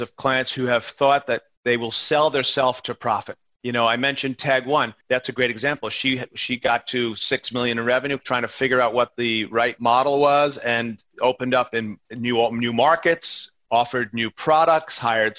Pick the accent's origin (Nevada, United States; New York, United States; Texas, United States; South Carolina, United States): New York, United States; I'm from New York and my first cousin is a nurse in an emergency room in Queens.